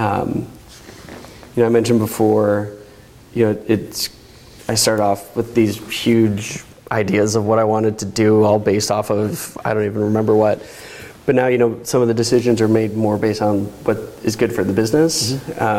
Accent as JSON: {"language": "English", "town": "Chicago", "region": "Illinois", "country": "United States", "tie": "born or raised there", "moved": "yes", "lives_now": "Oregon, United States", "said": "I grew up in Chicago."}